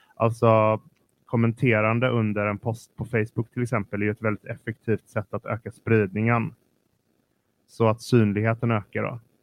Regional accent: Partille, Västra Götaland, Sweden; Jag växte, jag växte upp i Partille som är en kranskommun till Göteborg

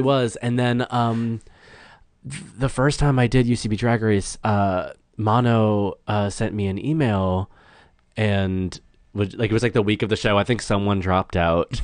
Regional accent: small town north of Boston, Massachusetts, United States; born or raised there; moved away as an adult; now in Los Angeles, United States

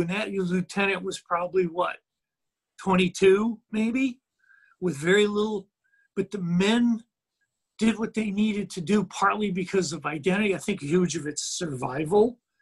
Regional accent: United States; me being American over here

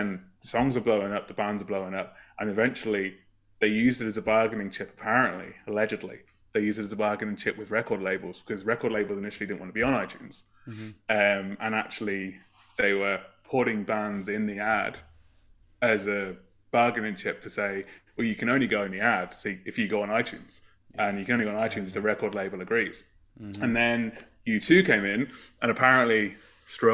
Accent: Northampton, East Midlands, United Kingdom; I'm from a town called Northampton in the UK. I'm not Irish

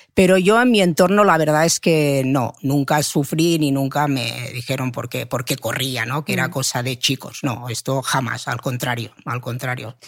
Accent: Manresa, Catalonia, Spain; yo soy de Manresa

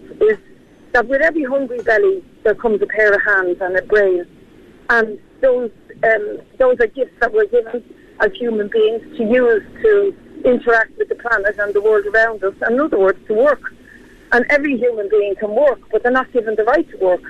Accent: Ireland; There's been exodus, I think, about three times in my 66 years from this country. In the 80s, I was one of those who exited to get work abroad. And it's such a feature of being Irish

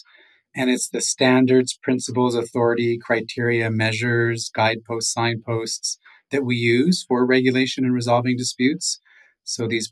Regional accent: Nawash First Nation, Ontario, Canada; now in Victoria, Canada; from the Nawash First Nation, Otter Clan

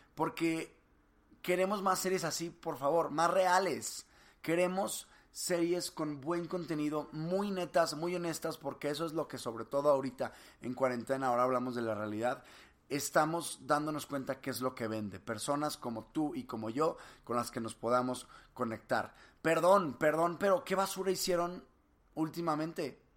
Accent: Monterrey, Nuevo León, Mexico; yo soy de Monterrey, de aquí de Cemex

